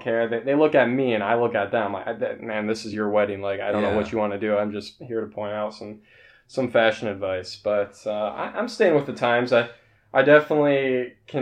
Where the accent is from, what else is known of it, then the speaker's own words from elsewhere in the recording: Tampa, Florida, United States; moved away as an adult; also born or lived in northern Minnesota; now in Minnesota, United States; Originally, I'm from Florida, right in the Tampa Bay area. Lived there most of my life, moved up here about 6 or 7 years ago